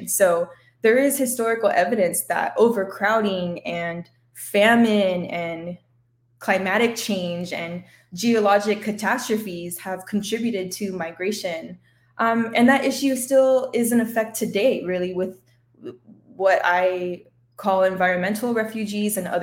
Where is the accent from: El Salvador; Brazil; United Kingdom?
El Salvador; I'm from El Salvador